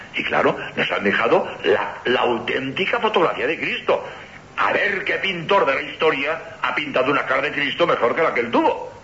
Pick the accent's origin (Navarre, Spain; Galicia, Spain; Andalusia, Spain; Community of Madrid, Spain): Community of Madrid, Spain; Madrid; moved away as an adult; also born or lived in Barcelona / Seville / Granada; now in Cádiz, Spain; yo he nacido en Barcelona, mi juventud la he pasado en Madrid